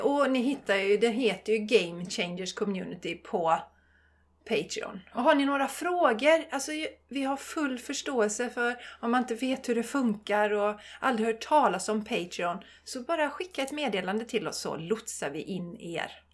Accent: Borås, Västra Götaland, Sweden; jag är ju också från Borås

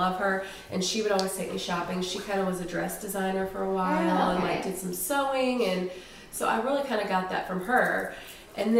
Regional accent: outside of St. Louis, Missouri, United States; now in Nashville, United States; So I grew up outside of St. Louis in a small farm town, very small town

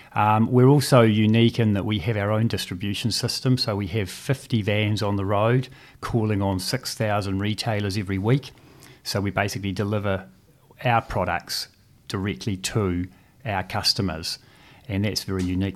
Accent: Christchurch, Canterbury, New Zealand; also born or lived in Dunedin; I was born in Dunedin and, and moved to Christchurch at the age of two and went through the state school system here in Christchurch

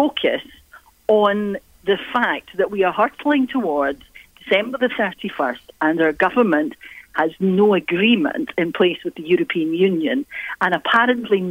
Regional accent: Scotland, United Kingdom; as a Scot

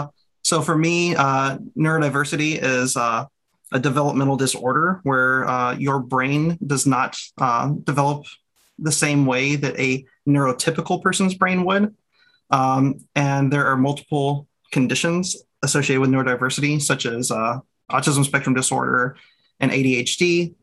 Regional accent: Texas, United States; I go by he, him. I'm originally from Texas.

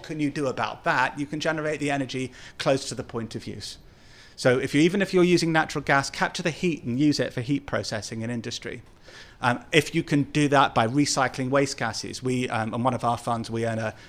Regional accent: London, United Kingdom; like my hometown of London, because of the cars, taxis, and buses.

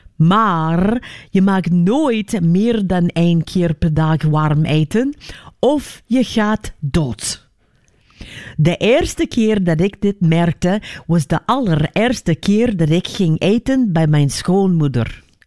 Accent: United States; moved away; Ik ben in Amerika geboren

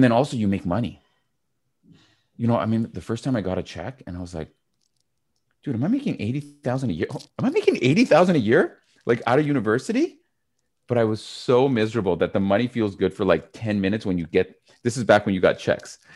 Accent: Canada; also born or lived in Montreal; I'm Canadian.

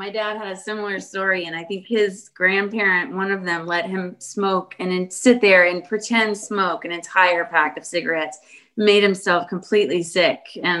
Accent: New Braunfels, Texas, United States; also born or lived in Houston, Texas; I grew up in New Braunfels, but I was born in Houston, and my parents are from East Texas. So my family's been on both sides in Texas for quite a few generations.

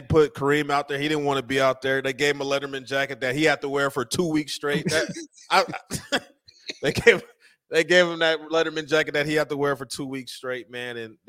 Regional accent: Denver, Colorado, United States; I grew up, like I said, I grew up in Denver, Colorado.

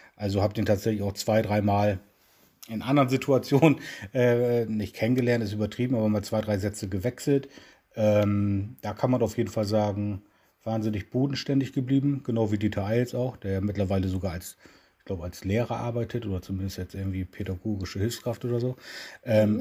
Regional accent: Bremen, Germany; Ich bin in Bremen geboren und bin selbstverständlich nun bei Werder Bremen groß geworden

